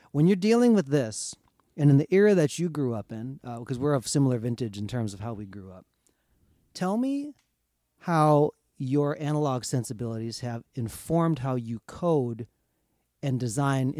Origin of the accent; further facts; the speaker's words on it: central Minnesota, United States; Both Josh and I, we met in second grade and we were from central Minnesota.